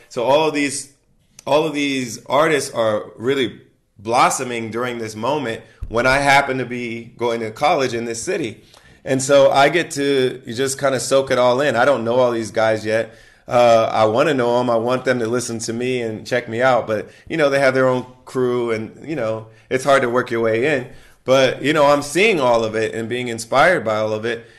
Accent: Ohio, United States; moved away; she's also from Ohio, like myself

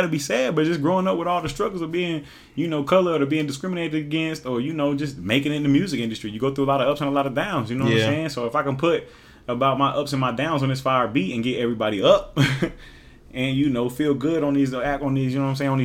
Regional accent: Oklahoma, United States; also born or lived in Hawaii / Lawton, Oklahoma; I'm from Oklahoma. We listen to a lot of Texas rap.

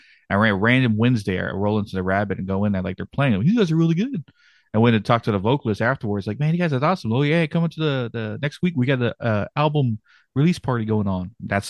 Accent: Blanco, Texas, United States; moved away as an adult; also born or lived in San Antonio, Texas; now in North Carolina, United States; I lived north of San Antonio in a small town, Blanco. Yeah, for a majority of my life. And then I lived in San Antonio for about 10 years or so before I moved over here to North Carolina.

